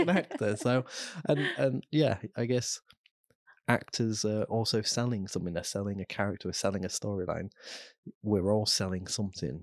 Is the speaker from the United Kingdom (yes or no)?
yes; Immingham, East Midlands, United Kingdom; also born or lived in Cheshire; we moved as a family when I was five there, so, and then I grew up in, in Lincolnshire